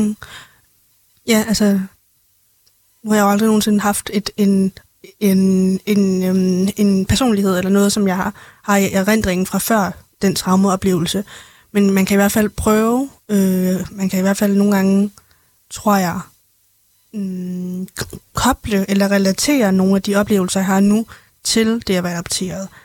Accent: Denmark; also born or lived in China; jeg er jo egentlig rigtig fra Danmark, men jeg er født i Kina

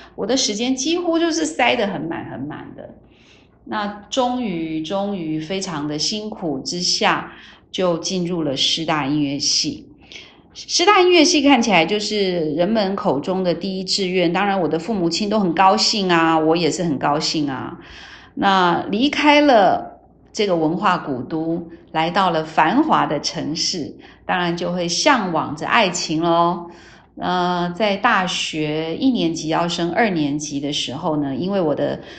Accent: Tainan, Taiwan; 我出生在台南，我是一个道道地地的台南人

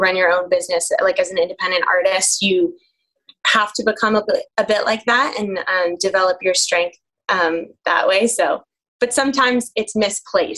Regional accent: Northeast, United States; moved away; also born or lived in New Zealand; I grew up in the Northeast

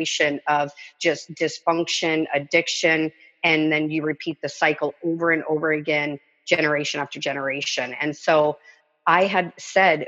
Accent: Arkansas, United States; also born or lived in California; I grew up in Arkansas. We moved to California. So Arkansas is born, California. I was 6 years old

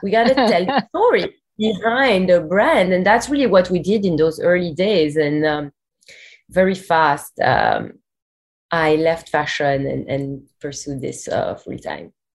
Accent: Belgium; moved away as an adult; also born or lived in New York; we're both from Belgium originally

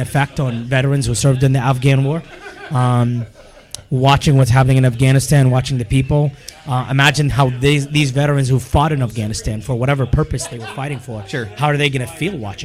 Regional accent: Iraq; I'm from Iraq

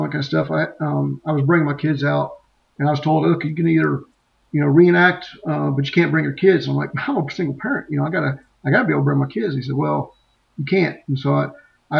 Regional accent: Memphis, Tennessee, United States; I grew up in Memphis

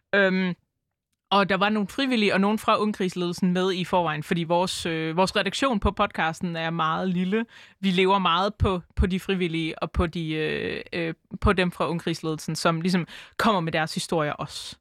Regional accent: Aarhus, Central Denmark Region, Denmark; jeg er født og opvokset i Aarhus. Jeg har øh, aldrig boet andre steder end i Aarhus.

